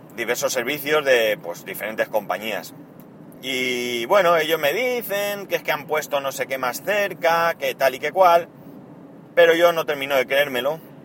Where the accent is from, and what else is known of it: Spain